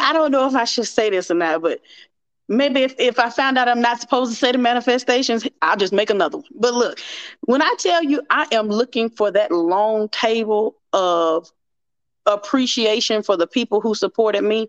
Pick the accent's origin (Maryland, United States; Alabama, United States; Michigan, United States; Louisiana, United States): Alabama, United States; Mobile; I'm from Mobile, Alabama